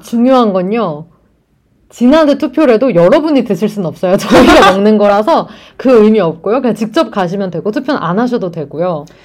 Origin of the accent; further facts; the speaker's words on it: South Korea; 저는 완전 한국, 전 토종 한국인이잖아요.